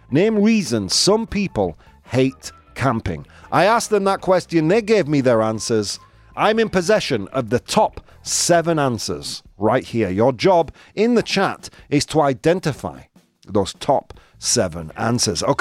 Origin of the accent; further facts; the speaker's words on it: Yorkshire and the Humber, United Kingdom; accent: Yorkshire; Bugs, as I would say it in my Yorkshire accent.